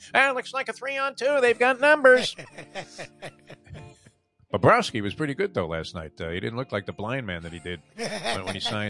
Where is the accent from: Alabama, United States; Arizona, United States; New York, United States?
New York, United States; moved away; also born or lived in California; I grew up eating pizza in New York